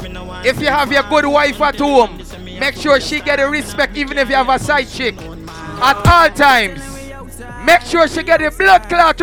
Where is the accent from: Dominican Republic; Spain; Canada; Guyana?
Guyana; But I am from Guyana, and I fly my golden arrowhead high and proud. My thing is 592.